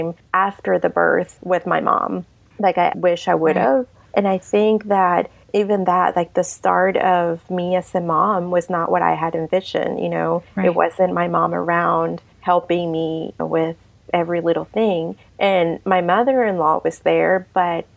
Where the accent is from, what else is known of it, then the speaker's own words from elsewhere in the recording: Mexico; also born or lived in Savannah, Georgia; now in Lincoln, Nebraska, United States; I'm from Mexico. That's where I'm from originally.